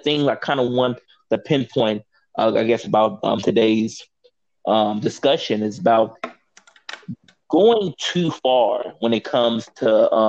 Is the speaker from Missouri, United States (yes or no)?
yes; St. Louis, Missouri, United States; moved away; I grew up in St. Louis, not in Ferguson, but like closer to like downtown St. Louis.